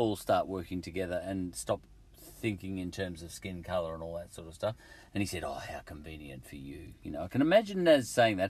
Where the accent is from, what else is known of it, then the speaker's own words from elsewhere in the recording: England, United Kingdom; is this because I'm English that I think Wilberforce and his, you know, his lot started the ball rolling, you know?